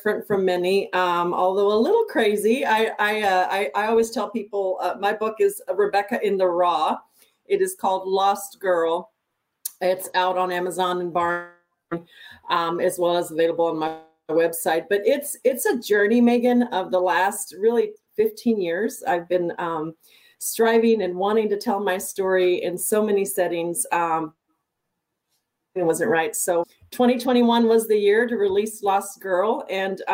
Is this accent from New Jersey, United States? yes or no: no; El Paso, Texas, United States; moved away; So I'm from El Paso, Texas. I'm a border town gal